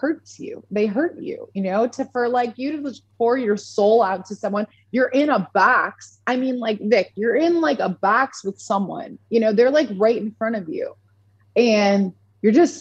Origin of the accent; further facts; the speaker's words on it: Orchard Park, New York, United States; moved away as an adult; now in Nashville, United States; I'm from Orchard Park, New York, which is just south of Buffalo